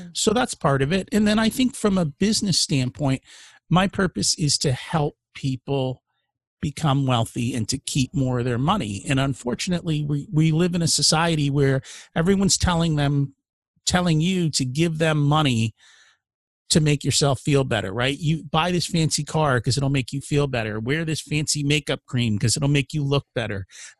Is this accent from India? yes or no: yes; India; now in United States; I'm an immigrant from India